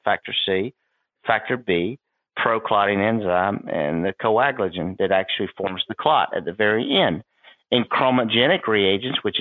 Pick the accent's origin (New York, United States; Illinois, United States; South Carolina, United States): South Carolina, United States; I grew up in South Carolina